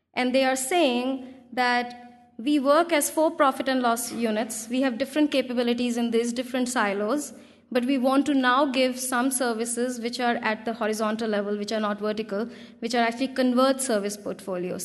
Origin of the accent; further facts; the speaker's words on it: India; English is a second language; I come from India